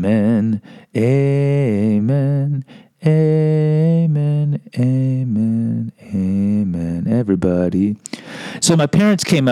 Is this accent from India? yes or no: no; Mexico; I can say my people because I'm from Mexico